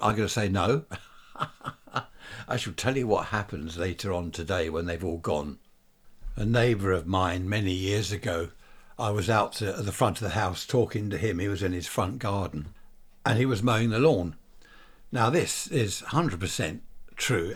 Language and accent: English; Worthing, South East England, United Kingdom; Worthing, my hometown.